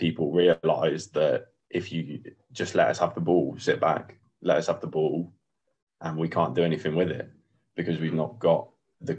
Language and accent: English; Coventry, West Midlands, United Kingdom; I live in Coventry now. I lived in Coventry all my life